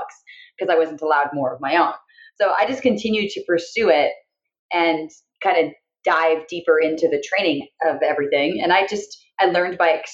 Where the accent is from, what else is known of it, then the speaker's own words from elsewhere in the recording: Canada; moved away as an adult; now in United States; I'm from Canada. So I came here just after I graduated college